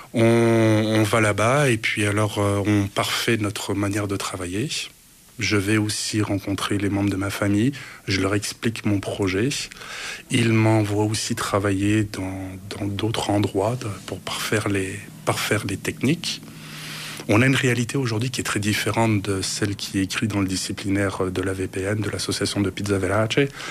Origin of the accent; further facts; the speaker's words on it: Italy; moved away as an adult; now in Canada; chez nous en Italie